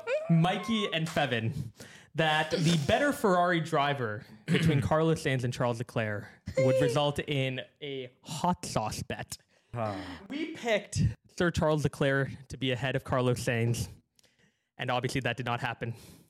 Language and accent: English; Singapore; As a Singaporean, by the way, proud Singaporean